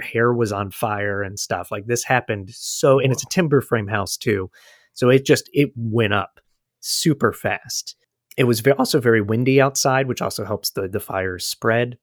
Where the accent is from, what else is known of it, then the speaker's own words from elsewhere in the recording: United States; as an American